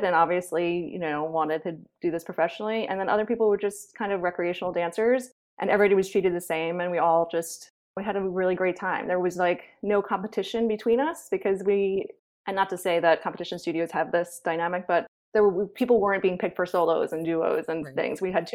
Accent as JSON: {"language": "English", "area": "Long Island", "region": "New York", "country": "United States", "tie": "born or raised there", "said": "I grew up on Long Island in New York"}